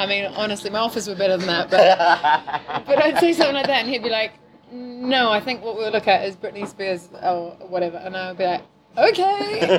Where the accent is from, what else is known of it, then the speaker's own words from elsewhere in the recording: New Zealand; accent: weird; I'm from New Zealand, obviously, originally, and my accent's very weird.